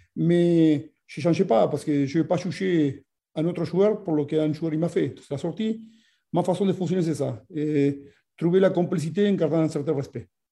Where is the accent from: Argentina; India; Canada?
Argentina; French is a second language; now in France